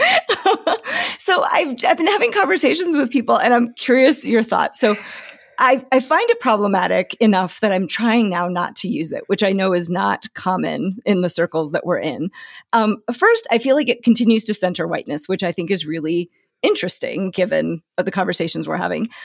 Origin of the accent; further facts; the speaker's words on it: Arusha, Tanzania; also born or lived in Botswana; now in United States; I grew up in Tanzania, so I was, like, in those smaller areas, like, in Arusha and outside